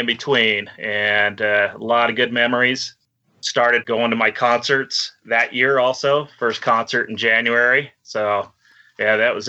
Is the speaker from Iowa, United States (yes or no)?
no; Chico, California, United States; also born or lived in Los Angeles, California / Orange County, California; now in Reno, United States; I was born in Los Angeles, Orange County area until I was about 10, and then moved up to Northern California, Chico area.